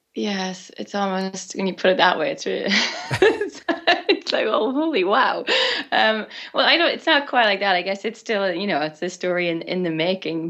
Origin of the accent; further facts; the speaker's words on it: Ireland; growing up in Ireland with all the myths and legends